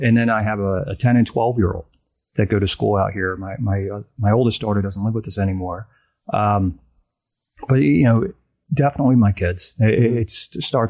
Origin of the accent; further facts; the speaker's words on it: New Jersey, United States; moved away as an adult; now in Central Pennsylvania, United States; I grew up in New Jersey